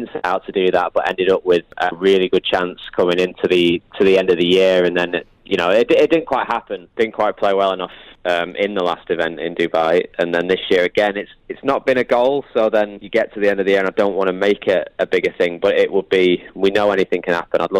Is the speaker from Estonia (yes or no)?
no; United Kingdom; I'm British